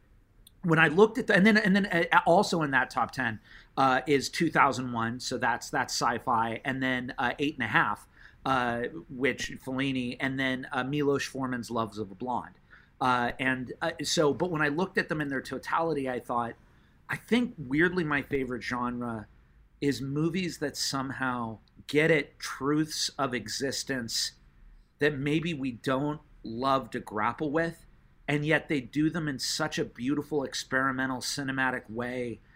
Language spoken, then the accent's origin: English; Los Angeles, California, United States; I grew up in the San Fernando Valley